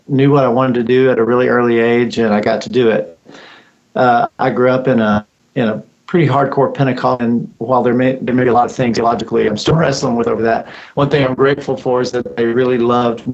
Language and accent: English; West Texas, United States; I grew up way out in West Texas